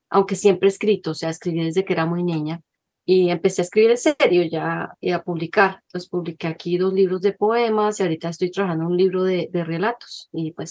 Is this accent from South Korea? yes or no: no; Bogotá, Colombia; first language Spanish; moved away as an adult; also born or lived in Manizales, Colombia / Caribbean coast, Colombia / Washington, United States; now in United States; yo soy de Manizales, en Colombia, en las, en las montañas, luego crecí en Bogotá y pues me hice bióloga marina y me fui a vivir a la costa caribe